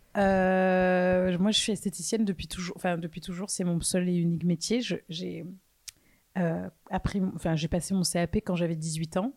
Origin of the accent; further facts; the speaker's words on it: France; also born or lived in London / New York; Je suis française. Euh, j'ai vécu pendant quelques années. En fait, je suis partie de la France en 2013.